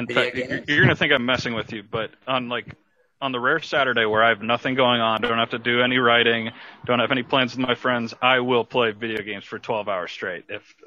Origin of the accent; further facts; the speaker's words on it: Johns Creek, Georgia, United States; I grew up in Johns Creek, which has a very large Asian population. So I was able to start taking Mandarin from middle school